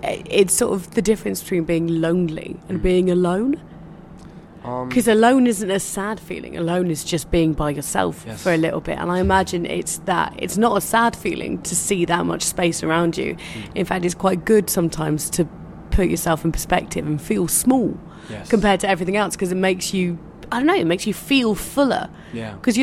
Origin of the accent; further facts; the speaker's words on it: Cornwall, South West England, United Kingdom; I'm from Cornwall, back in England